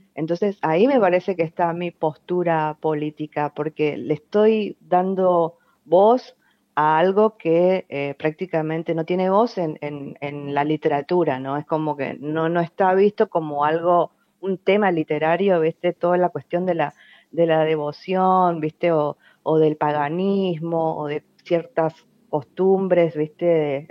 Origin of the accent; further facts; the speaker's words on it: Fontana, Chaco, Argentina; now in Resistencia, Argentina; nací en Resistencia accidentalmente, porque toda mi familia vive en Fontana, que es una ciudad pegada a Resistencia